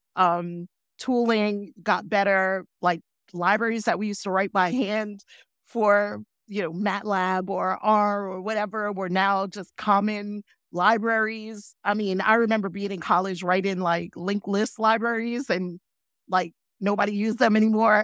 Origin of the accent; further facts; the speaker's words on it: New York City, New York, United States; moved away as an adult; I grew up in New York City